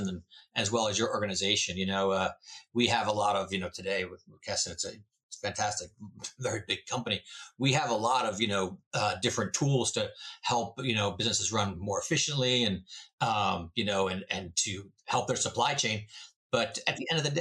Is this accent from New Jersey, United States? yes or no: yes; New Jersey, United States; now in Moseley, United States; I'm originally from New Jersey